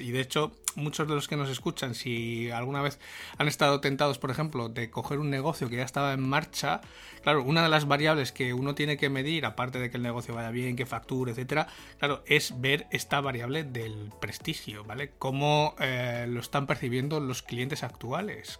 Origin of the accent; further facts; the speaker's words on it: Spain; cómo somos los españoles